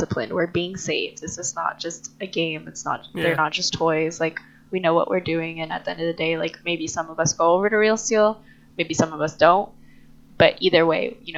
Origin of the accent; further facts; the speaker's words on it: New York, United States; now in California, United States; I'm originally from New York